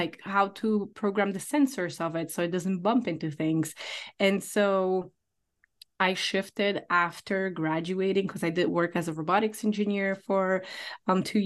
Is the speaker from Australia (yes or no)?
no; Poland; now in United States; I moved from Poland, where I'm original from, to United States.